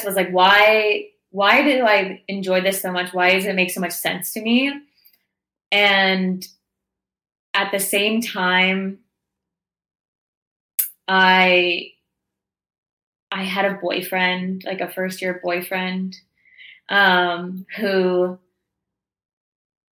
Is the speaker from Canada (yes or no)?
yes; Toronto, Ontario, Canada; moved away as an adult; I grew up in Toronto, so I left my hometown and friends and family and was in this new place